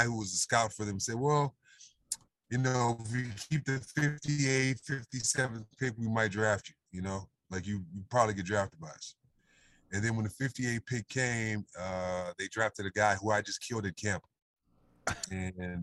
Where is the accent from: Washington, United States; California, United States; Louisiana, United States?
California, United States; Los Angeles; moved away as an adult; also born or lived in Fontana, California; Growing up, I grew up in, South Central